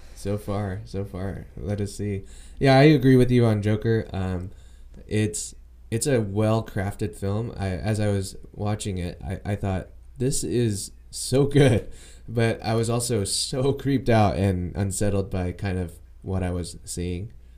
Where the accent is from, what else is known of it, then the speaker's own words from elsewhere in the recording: United States; I am Asian American